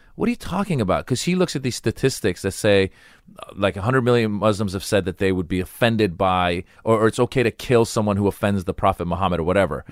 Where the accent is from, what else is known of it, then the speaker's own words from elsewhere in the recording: United States; I grew up in America.